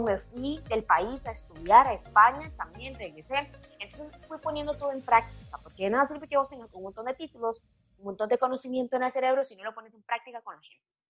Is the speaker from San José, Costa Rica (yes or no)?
yes; Pérez Zeledón, San José, Costa Rica; Yo soy de Pérez de Don, soy del campo